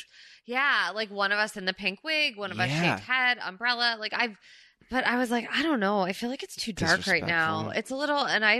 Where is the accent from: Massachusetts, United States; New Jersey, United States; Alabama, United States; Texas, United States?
New Jersey, United States; moved away as an adult; now in Los Angeles, United States; where we're actually from in Jersey.